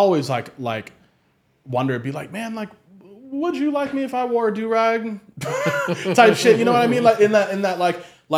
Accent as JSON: {"language": "English", "town": "Baltimore", "region": "Maryland", "country": "United States"}